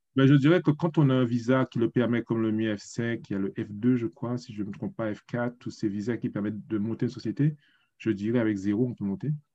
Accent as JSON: {"language": "French", "country": "Guadeloupe", "tie": "born or raised there", "also_born_or_lived": "Paris, France / Germany", "moved": "as an adult", "lives_now": "South Korea", "said": "je suis né en Guadeloupe, j'ai étudié jusqu'au lycée, on va dire, 19 ans, et puis je suis parti à Paris"}